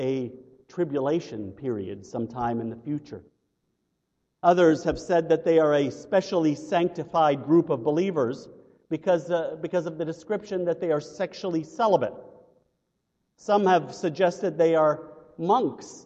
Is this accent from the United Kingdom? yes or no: no; United States; as American Christians